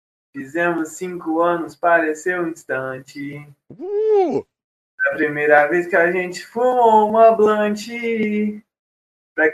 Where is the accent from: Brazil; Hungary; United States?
Brazil; I am from Brazil.